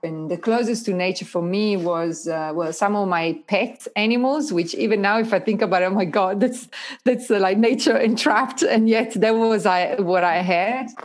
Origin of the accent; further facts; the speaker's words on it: Italy; now in Australia; the place where I was born